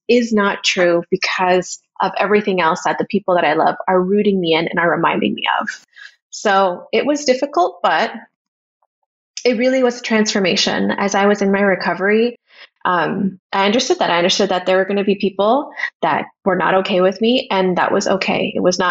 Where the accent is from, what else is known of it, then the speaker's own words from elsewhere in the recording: Canada; moved away; I grew up in this town in Canada that is diverse, but I think my hometown was not as diverse as other places I've lived.